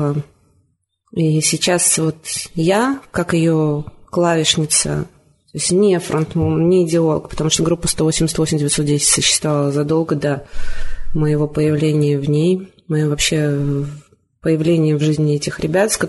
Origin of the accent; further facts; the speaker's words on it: Vitebsk, Vitebsk Region, Belarus; Я приехала из Витебска. В Витебске я ну, всегда была в компании музыкантов, и мне всегда было интересно, ходила на концерты, но Никогда сама не играла.